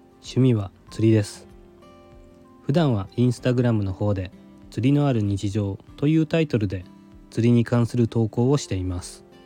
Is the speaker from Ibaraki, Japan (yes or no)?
no; Goto Islands, Kyushu, Nagasaki, Japan; also born or lived in Tokyo area; now in Tokyo, Japan; 九州の長崎県もっと言えば五島列島の出身なんですけども小さい頃から荒株というふうに呼んでいました